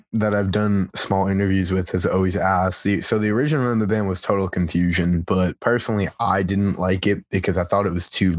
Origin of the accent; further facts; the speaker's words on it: Massachusetts, United States; Massachusetts. Did I say that right? I sound like I had a lisp.